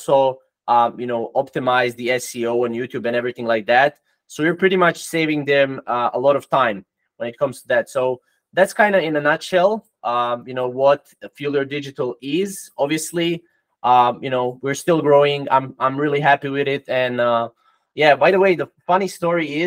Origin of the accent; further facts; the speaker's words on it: Croatia; English is a second language; I'm from Croatia, it's in Europe. So, you know, I'm not from USA